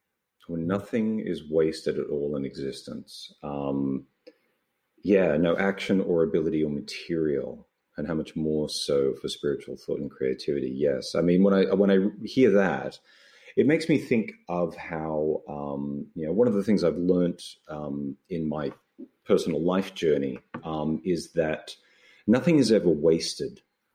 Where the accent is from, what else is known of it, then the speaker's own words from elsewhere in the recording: Australia; No, I'm not. I'm an Australian. Guilty as charged, yes.